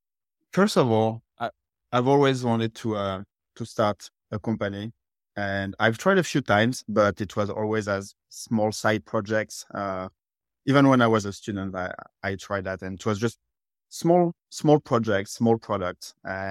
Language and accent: English; France; English is a second language; now in United States; You can tell from my accent, I'm originally from France, but I've been living in the US for the past 12 years